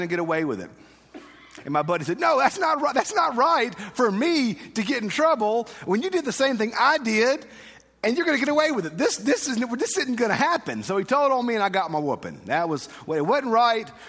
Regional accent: Mississippi, United States; I'm assuming we're all from Mississippi, so we've all been out in the woods

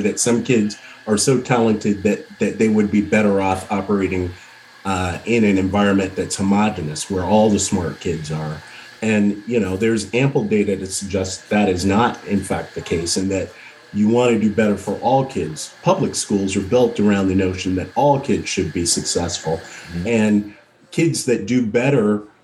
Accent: the South, United States; I grew up in the South.

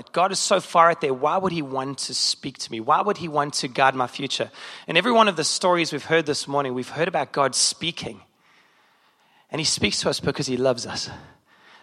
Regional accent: South Africa; moved away as an adult; now in Chicago, United States; As a South African

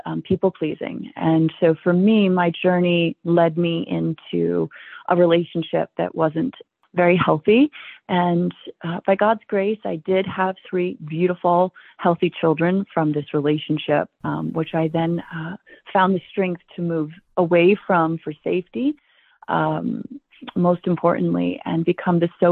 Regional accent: Billings, Montana, United States; I was born in Billings, Montana, and our ancestors homesteaded this valley

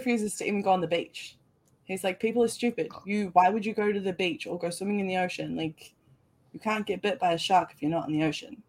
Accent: New Zealand; because I'm from New Zealand. We have nothing that can kill you.

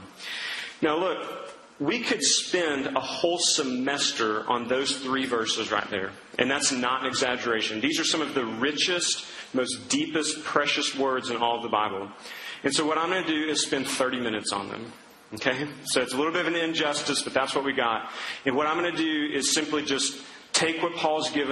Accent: Duncan, Oklahoma, United States; growing up in Duncan, Oklahoma

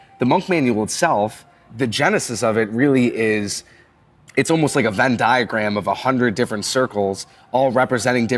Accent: Buffalo, New York, United States; now in Cincinnati, United States; growing up in Buffalo, there's such a strong winter culture

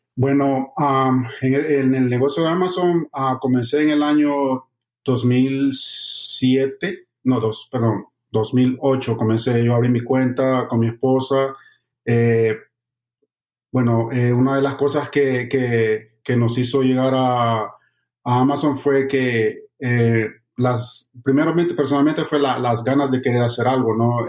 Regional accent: El Salvador; now in Miami, United States; soy de, El Salvador, vivo aquí en la ciudad de Miami y eh, llegué a los Estados Unidos en el año 2007

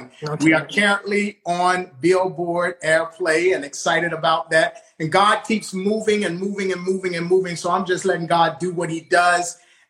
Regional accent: Virginia Beach, Virginia, United States; I'm from Virginia, for those who don't know, from the Virginia Beach area, Norfolk, Virginia Beach area. They call it the Seven Cities, so we're surrounded by seven cities. Born and raised, been here all my life.

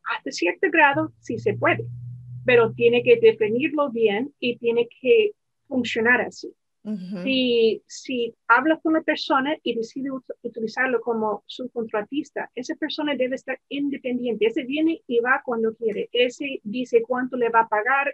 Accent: the mountains of Virginia, United States; yo crecí en las montañas de Virginia

